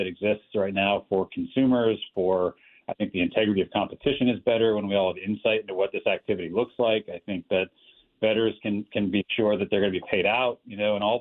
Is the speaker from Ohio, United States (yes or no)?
yes; Ohio, United States; my home state of Ohio